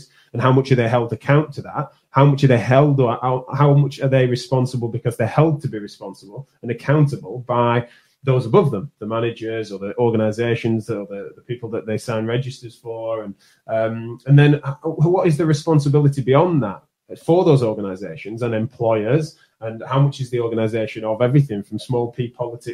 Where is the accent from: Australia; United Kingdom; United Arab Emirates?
United Kingdom; accent: strong northern; my accent's a strong northern one